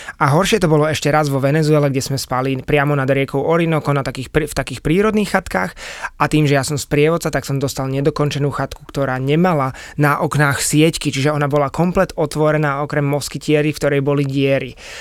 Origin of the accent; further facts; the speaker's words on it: Bratislava, Bratislava Region, Slovakia; also born or lived in Chile; ja som chlapec z Bratislavy